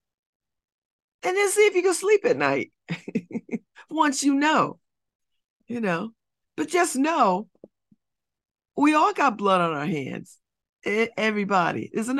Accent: United States; I am American

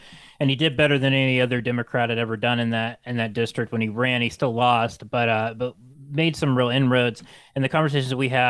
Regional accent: Parkersburg, West Virginia, United States; He actually works as a public defender in our hometown of Parkersburg, West Virginia.

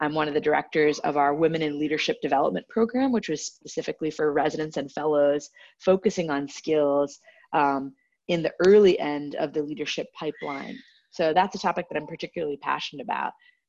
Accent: Kohler, Wisconsin, United States; now in San Francisco, United States; So I would say a fun fact is that I kind of grew up all over the world, but now the short answer is I'm from Kohler, Wisconsin, where they make the bathtubs and toilets.

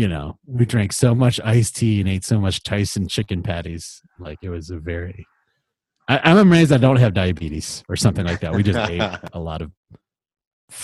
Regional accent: Palos Hills, Illinois, United States; also born or lived in Lincoln Park, Chicago; I grew up in Palos Hills, Illinois. I was born in Lincoln Park, but then the family decided to get out to the burbs

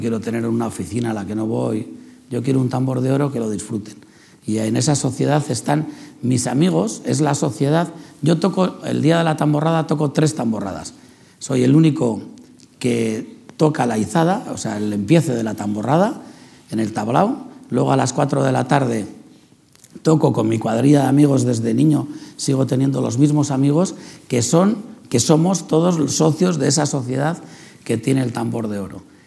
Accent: San Sebastián, Basque Country, Spain; es donde he nacido, donde he crecido

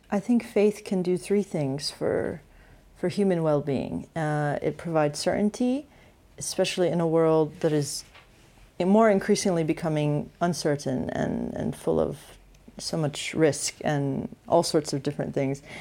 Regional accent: United States; growing up in the States

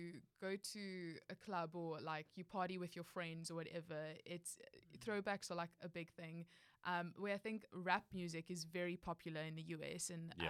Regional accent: South Africa; moved away as an adult; now in United States

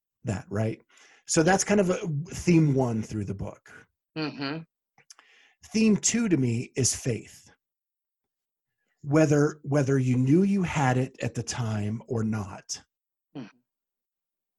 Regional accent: Columbus, Ohio, United States; my hometown here in Columbus

